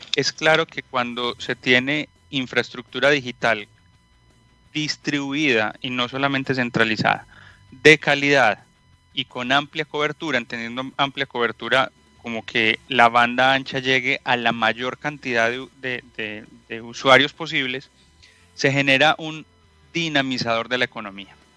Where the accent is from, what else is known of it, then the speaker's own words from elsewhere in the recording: Colombia; moved away as an adult; also born or lived in Medellín; now in Santiago, Chile; por mi acento seguramente ya lo han escuchado. Soy colombiano